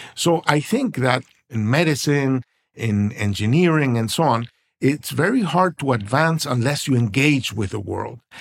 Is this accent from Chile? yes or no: no; Venezuela; now in United States; I was born in Venezuela, and we all thought we were rich because we have oil